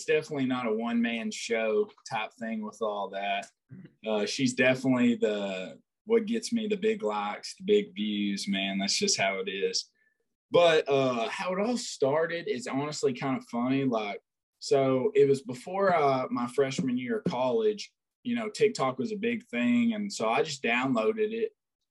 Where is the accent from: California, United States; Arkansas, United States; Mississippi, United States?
Arkansas, United States; Batesville; also born or lived in Cord, Arkansas; I'm from Batesville, Arkansas, or Cord, Arkansas, just a little town.